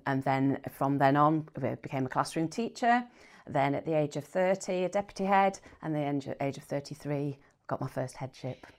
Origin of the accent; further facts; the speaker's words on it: Bradford, Yorkshire and the Humber, United Kingdom; moved away as an adult; also born or lived in York / Cornwall; I was born in Bradford, went to first primary school in a market town